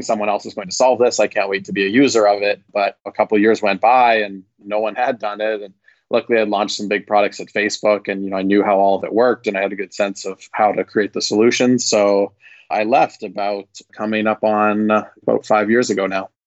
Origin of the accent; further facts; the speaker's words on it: Vancouver, British Columbia, Canada; moved away as an adult; now in California, United States; I'm originally from Vancouver, Canada